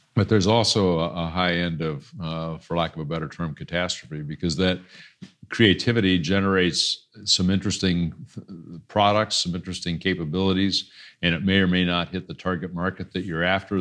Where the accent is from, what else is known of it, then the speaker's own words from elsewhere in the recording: Des Moines, Iowa, United States; moved away as an adult; also born or lived in Cleveland / Boston / California; born and raised in Des Moines